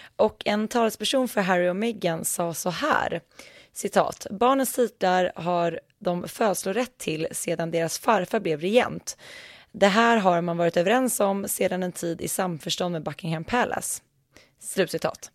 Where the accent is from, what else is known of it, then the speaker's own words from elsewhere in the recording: Västmanland, Sweden; Det här är ju faktiskt mina hemtrakter